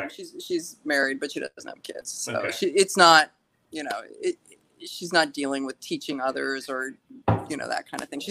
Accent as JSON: {"language": "English", "town": "Kansas City", "region": "Missouri", "country": "United States", "tie": "born or raised there", "also_born_or_lived": "Hartford, Connecticut", "moved": "as an adult", "lives_now": "Los Angeles, United States", "said": "Most of my life, I grew up in Kansas City."}